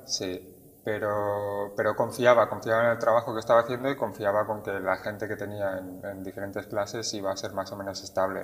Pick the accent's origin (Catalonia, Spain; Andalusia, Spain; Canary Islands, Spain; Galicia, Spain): Catalonia, Spain; Barcelona; moved away as an adult; now in Tenerife, Spain; Barcelona, que es donde yo nací y crecí.